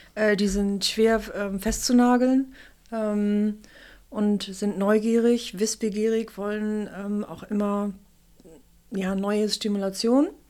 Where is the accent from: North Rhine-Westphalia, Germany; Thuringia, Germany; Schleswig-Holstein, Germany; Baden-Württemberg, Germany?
Schleswig-Holstein, Germany; Kiel; moved away; also born or lived in Hamburg / Munich / London / New York; ich bin eine geborene und in Kiel aufgewachsene Kieler Sprotte